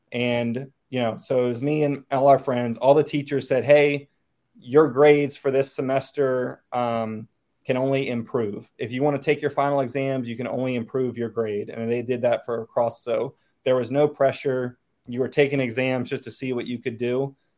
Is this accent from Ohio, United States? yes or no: no; Chesterfield County, outside Richmond, Virginia, United States; moved away as an adult; now in Northern Virginia, United States; I grew up uh, outside of Richmond Chesterfield County basically Suburbia 101.